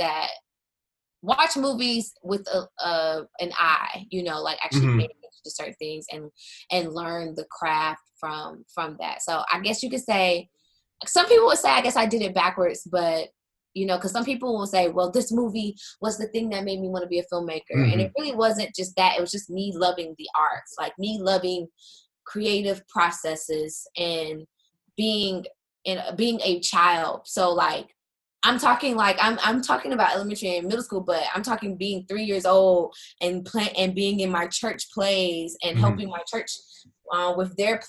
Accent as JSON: {"language": "English", "region": "South Carolina", "country": "United States", "also_born_or_lived": "Florida", "moved": "as an adult", "lives_now": "Washington, D.C. area, United States", "said": "I'm from South Carolina"}